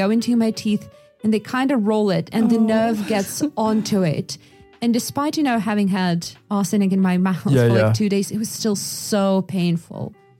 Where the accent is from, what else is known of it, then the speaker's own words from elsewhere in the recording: Yakutia, Sakha Republic, Russia; So the thing is that I was growing up in Yakutia, which is, you know, a very remote place.